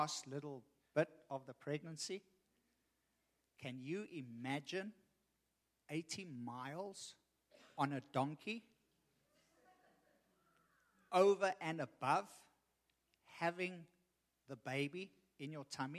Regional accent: Richmond, Virginia, United States; I'm from Richmond

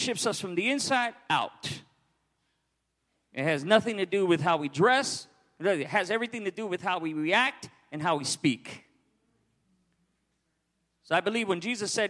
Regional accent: New York City, New York, United States; moved away; Born and raised in New York

